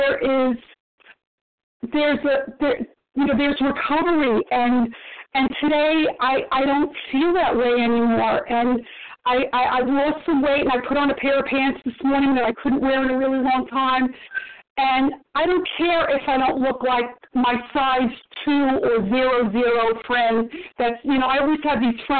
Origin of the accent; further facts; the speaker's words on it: New York City, New York, United States; You know, I grew up in New York City